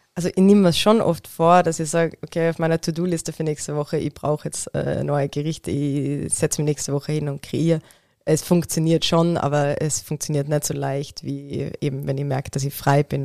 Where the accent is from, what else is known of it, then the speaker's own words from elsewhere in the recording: Tyrol, Austria; moved away; Ich bin ursprünglich aus Tirol